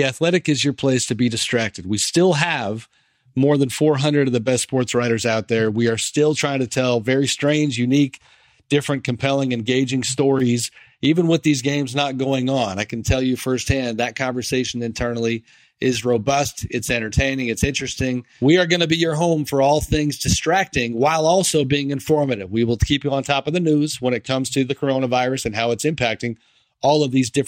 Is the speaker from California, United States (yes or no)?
yes; San Francisco Bay Area, California, United States; I grew up in the San Francisco Bay Area